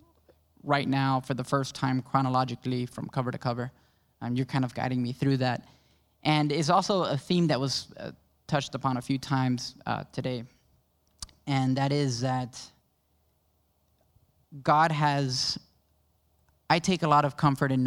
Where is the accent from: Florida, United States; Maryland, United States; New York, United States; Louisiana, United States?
Florida, United States; Miami; born and raised in Miami. I'm a Miami native. My background, though, is Cuban-Panamanian